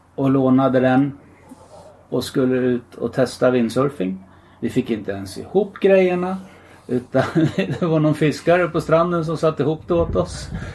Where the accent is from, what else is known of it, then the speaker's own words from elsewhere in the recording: Gävle, Gävleborg County, Sweden; also born or lived in Stockholm; jag flyttade till Gävle från Stockholm. Och började gå i skolan här